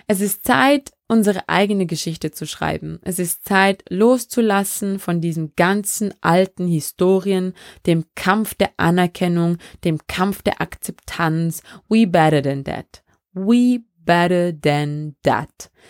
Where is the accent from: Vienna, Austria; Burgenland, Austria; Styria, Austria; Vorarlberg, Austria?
Vorarlberg, Austria; also born or lived in Benin; ich bin in Benin in Westafrika geboren und in Vorarlberg aufgewachsen.